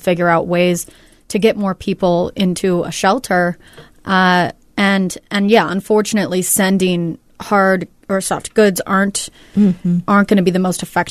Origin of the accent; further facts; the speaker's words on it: Northern California, United States; moved away; I'm from Northern California, so I have a lot of family and friends that I've been keeping in touch